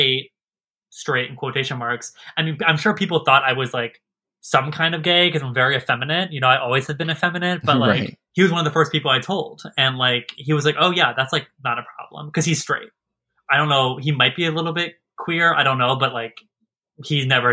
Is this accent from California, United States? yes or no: no; Maryland, United States; also born or lived in Pennsylvania; I was raised in Maryland